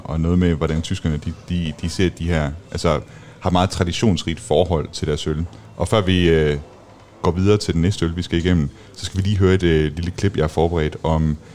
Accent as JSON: {"language": "Danish", "country": "Denmark", "said": "fordi vi er danskere."}